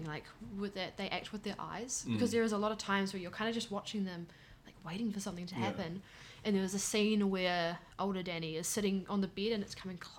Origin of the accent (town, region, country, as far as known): New Zealand